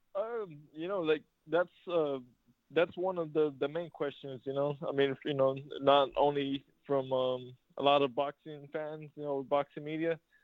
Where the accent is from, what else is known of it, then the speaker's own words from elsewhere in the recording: San Antonio, Texas, United States; San Antonio, you know, my hometown